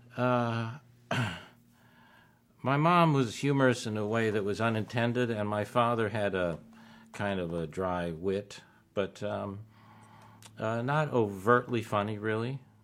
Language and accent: English; Tucson, Arizona, United States; also born or lived in Chicago; growing up in Tucson, Arizona.